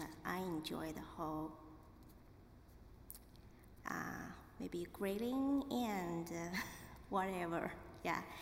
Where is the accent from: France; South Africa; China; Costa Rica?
China; English is a second language; moved away as an adult; also born or lived in Shanghai; now in Wilmore, United States; I'm from China